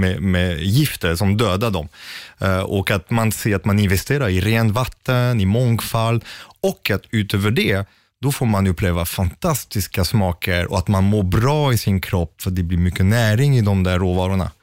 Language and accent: Swedish; Sweden; som svensk